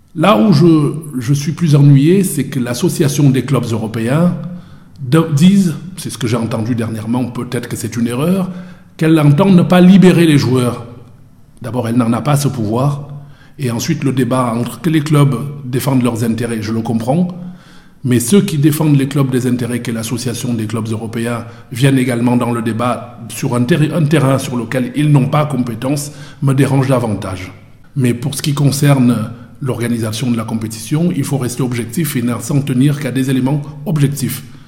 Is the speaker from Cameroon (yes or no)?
yes; Cameroon; now in Marseille, France; Je suis né au Cameroun. Je suis camerounais